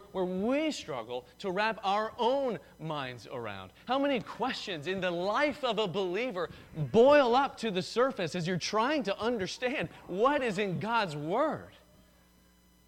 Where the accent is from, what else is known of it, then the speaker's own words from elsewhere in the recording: the South, United States; I'm from the South